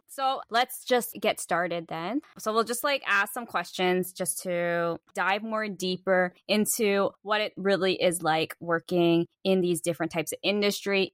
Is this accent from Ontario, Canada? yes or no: yes; Toronto, Ontario, Canada; moved away; also born or lived in Tokyo, Japan; I'm from Toronto too